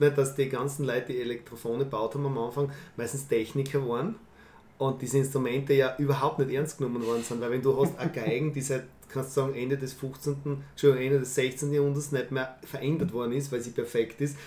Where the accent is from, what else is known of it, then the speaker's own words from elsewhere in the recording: Fürstenfeld, Styria, Austria; ich bin in Fürstenfeld aufgewachsen